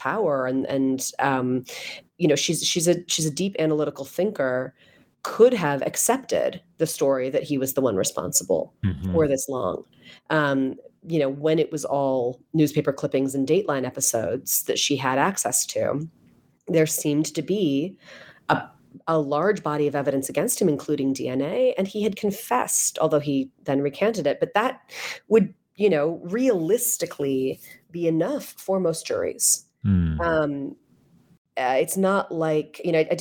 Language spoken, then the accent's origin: English; Chicago, Illinois, United States; I'm from Chicago.